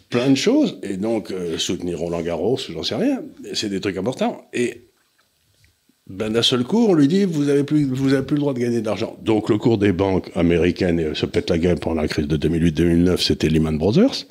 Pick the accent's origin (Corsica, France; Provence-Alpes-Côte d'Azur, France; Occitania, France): Occitania, France; Auch; quand j'étais jeune à Auch, où mon père a terminé sa carrière d'officier, il y avait le Conseil général du Gers.